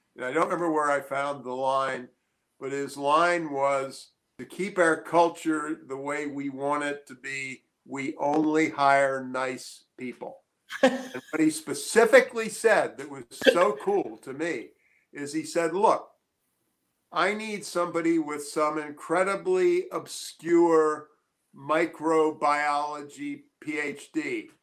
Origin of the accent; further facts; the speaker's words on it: Annapolis, Maryland, United States; I grew up in Annapolis, Maryland in the 50s